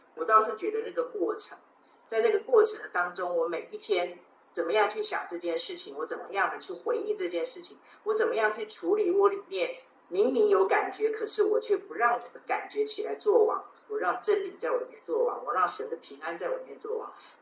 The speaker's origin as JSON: {"language": "Chinese", "country": "China", "said": "我们中国人也会说“患难见真情”嘛"}